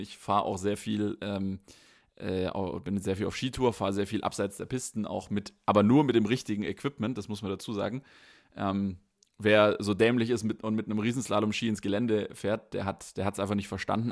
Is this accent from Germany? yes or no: yes; Baden-Württemberg, Germany; befinde mich nicht in meiner Heimatstadt, befinde mich nicht in Baden-Württemberg